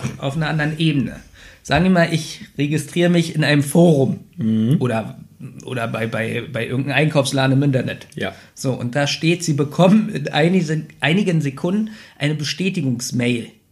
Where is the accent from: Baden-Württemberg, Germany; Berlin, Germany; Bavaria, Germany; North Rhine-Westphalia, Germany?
Berlin, Germany; Ich bin ja in Neukölln aufgewachsen und ich wohne ja jetzt am Rande Berlins.